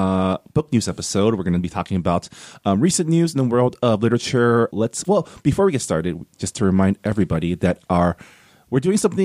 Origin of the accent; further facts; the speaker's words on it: California, United States; also born or lived in Maryland; When I was in Maryland, where it rains like half the year, I was never like, because I was raised in California